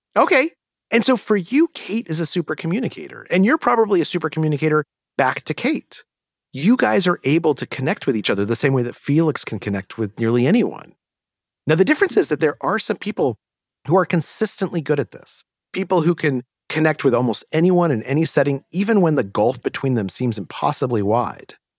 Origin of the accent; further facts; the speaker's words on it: Albuquerque, New Mexico, United States; moved away; I grew up in Albuquerque, New Mexico.